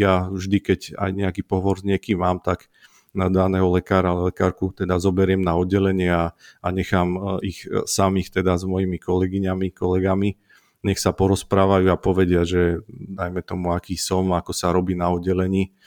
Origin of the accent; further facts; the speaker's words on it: Tvrdošín, Žilina Region, Slovakia; moved away as an adult; also born or lived in Martin; now in Jasenica, Slovakia; ja som z Oravy z Tvrdošína